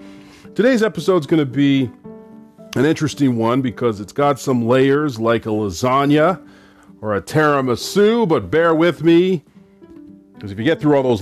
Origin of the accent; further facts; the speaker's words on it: Canada; I was raised in Canada in the 80s and the 90s by Caribbean parents who traveled from Trinidad and Grenada